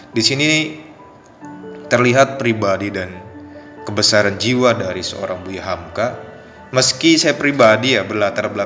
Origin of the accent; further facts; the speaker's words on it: Anyer, Banten, Indonesia; asal dari Banten. Alamat tepatnya di Kampung Tegal, Desa Cikoneng, Kecamatan Anyer, kalau teman-teman tahu Anyer terkenal dengan pantainya